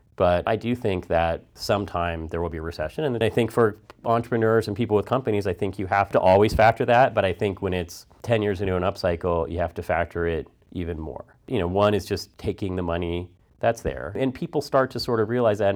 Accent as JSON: {"language": "English", "area": "Bay Area", "region": "California", "country": "United States", "moved": "as an adult", "lives_now": "Los Angeles, United States", "said": "I'm originally from the Bay Area"}